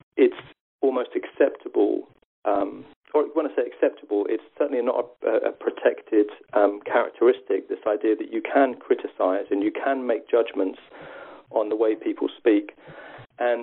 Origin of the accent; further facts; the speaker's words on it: South East England, United Kingdom; my accent would never be classed as regional because I happen to come from the southeast of England